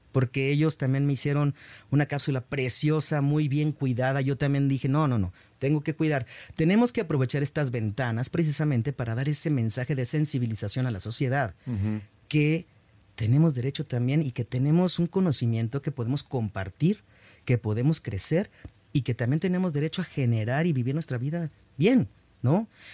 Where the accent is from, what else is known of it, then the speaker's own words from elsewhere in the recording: Mexico; en mi país